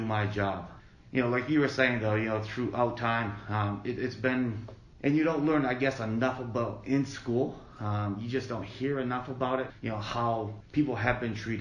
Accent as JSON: {"language": "English", "area": "Akwesasne Reservation", "region": "northern New York", "country": "United States", "tie": "born or raised there", "moved": "yes", "lives_now": "Allentown, United States", "said": "I grew up on the Akwesasne Reservation. It's located in northern New York"}